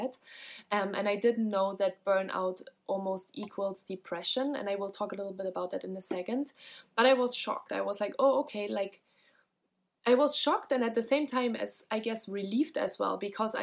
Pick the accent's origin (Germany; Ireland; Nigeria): Germany; I'm from Germany as well